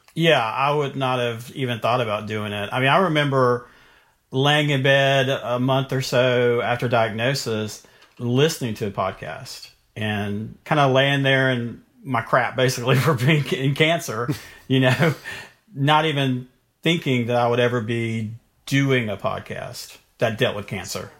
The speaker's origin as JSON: {"language": "English", "region": "North Carolina", "country": "United States", "tie": "born or raised there", "said": "I grew up in North Carolina"}